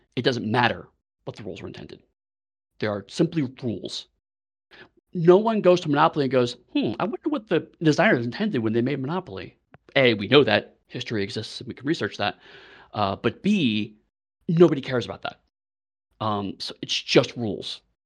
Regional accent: United States; now in United Kingdom

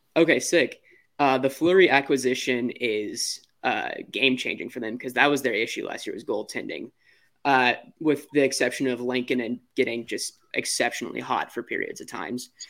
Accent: Arkansas, United States; now in Minnesota, United States; I'm actually not originally from Minnesota, I'm from Arkansas

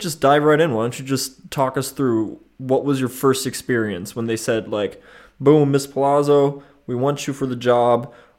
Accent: Baden-Württemberg, Germany; born there; now in Freiburg, Germany; I am from all over the place, but I was born in the Bodensee region, and I currently live with my girlfriend here in Freiburg.

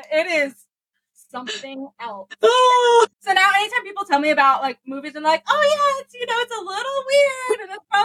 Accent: Ormond Beach, Florida, United States; I grew up in Ormond Beach, Florida

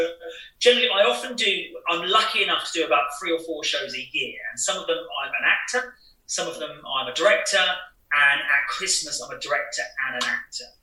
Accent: Cambridgeshire, East of England, United Kingdom; I'm originally from Cambridgeshire, and I work all around the UK

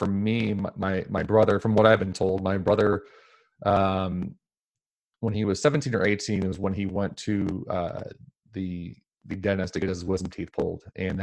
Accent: Portland, Oregon, United States; Thank you for having me on, Tiffany. I was born and raised here in Portland, Oregon my whole life, native Portlander, which is seemingly hard to find these days.

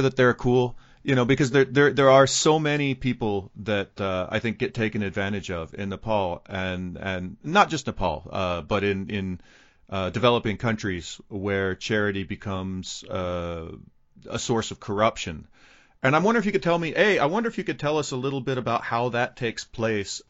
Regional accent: United States; as an American

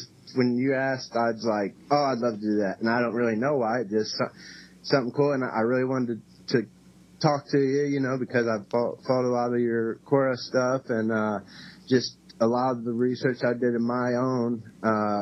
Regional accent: Cape Girardeau, Missouri, United States; also born or lived in Kalamazoo, Michigan; now in Indianapolis, United States; I'm actually from Cape Girardeau, Missouri. So I'm was born there, and I have lived in Kalamazoo, Michigan, and then from there to Indiana

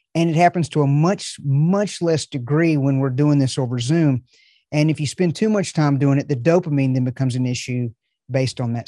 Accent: the South, United States; I'm from the South

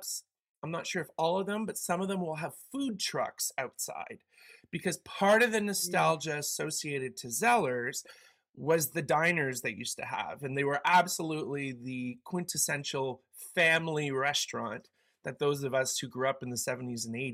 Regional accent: Canada; we Canadians

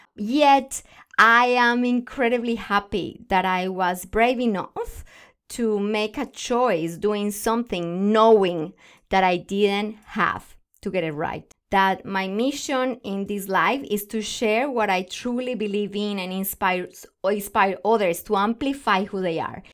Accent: Colombia; English is a second language; moved away as an adult; now in Australia

